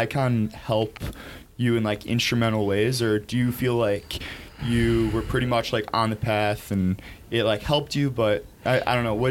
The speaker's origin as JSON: {"language": "English", "town": "Chicago", "region": "Illinois", "country": "United States", "said": "I'm from Chicago"}